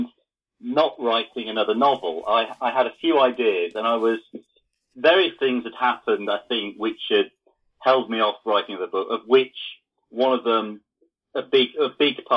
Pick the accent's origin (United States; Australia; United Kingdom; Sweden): United Kingdom; the Fens, Lincolnshire, East Midlands; I grew up in the Fens in Lincolnshire, which is flat and quite dull